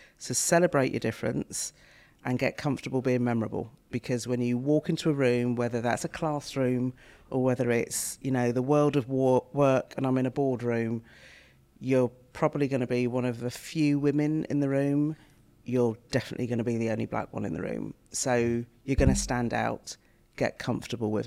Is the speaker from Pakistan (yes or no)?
no; Reading, South East England, United Kingdom; when I was growing up in Reading, Reading was known as mini Barbados